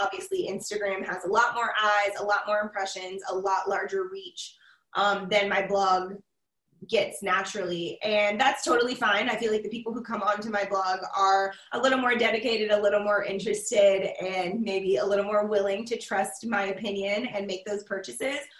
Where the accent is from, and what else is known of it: Charleston, South Carolina, United States; born or raised there; now in Columbia, United States